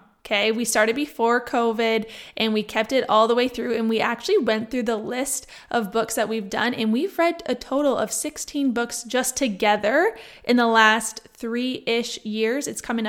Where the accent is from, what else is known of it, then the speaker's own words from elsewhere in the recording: Niagara, Ontario, Canada; On Thursday, I went back to my hometown, which is Niagara, for those of you that do not know.